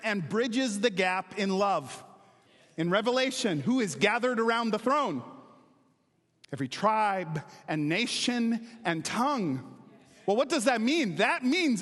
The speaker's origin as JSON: {"language": "English", "region": "Wisconsin", "country": "United States", "tie": "born or raised there", "moved": "yes", "lives_now": "Missouri, United States", "said": "I grew up in Wisconsin and I moved to Missouri"}